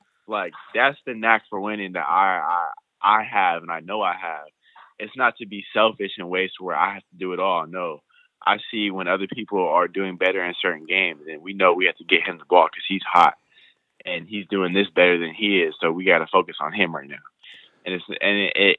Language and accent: English; West Coast, United States; I'm from the West Coast